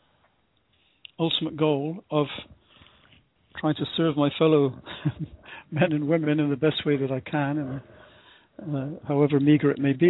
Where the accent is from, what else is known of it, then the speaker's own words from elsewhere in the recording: United Kingdom; I first started out as a British volunteer in Ecuador in the late 60s